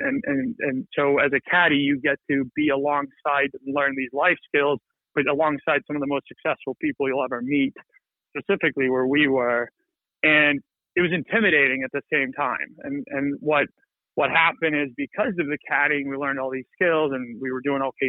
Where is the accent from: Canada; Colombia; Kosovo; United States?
Kosovo; moved away; also born or lived in North Macedonia; We were born and raised in Kosovo